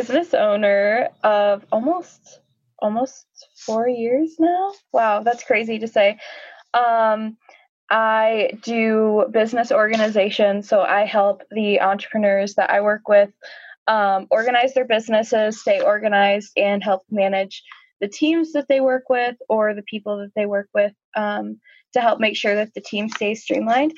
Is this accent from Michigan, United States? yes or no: yes; Northern Michigan, United States; moved away as an adult; also born or lived in Southern Arizona; now in Ajo, United States; I'm actually originally from Northern Michigan